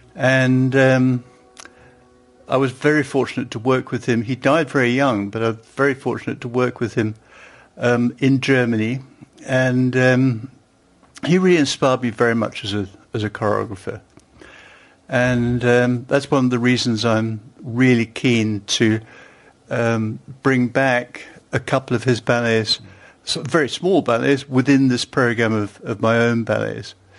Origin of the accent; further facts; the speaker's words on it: London, United Kingdom; moved away as an adult; also born or lived in Stuttgart; I was born in London.